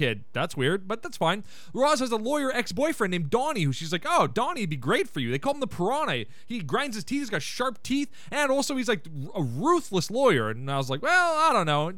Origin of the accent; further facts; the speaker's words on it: Canada; as a Canadian myself